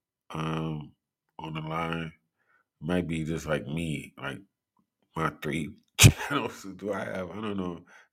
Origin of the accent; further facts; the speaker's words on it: Cleveland, Ohio, United States; I'm from Cleveland